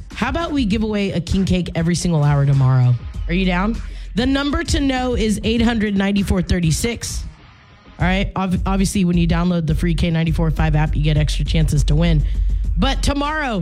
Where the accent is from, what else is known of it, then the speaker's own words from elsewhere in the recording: Louisiana, United States; I'm from Louisiana